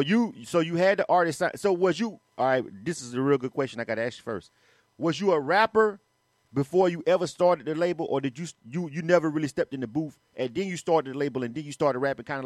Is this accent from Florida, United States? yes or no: yes; Panama City, Florida, United States; now in Atlanta, United States; since I'm from somewhere else. I'm actually from Florida, but I've been here for 20 years.